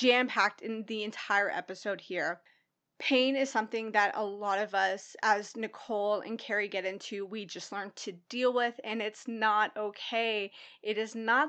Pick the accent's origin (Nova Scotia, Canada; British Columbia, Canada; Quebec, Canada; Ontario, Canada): Ontario, Canada; Toronto; also born or lived in Pickering, Ontario; now in Brighton, Canada; I grew up in Scarborough, in the Rouge Hill, Gilwood area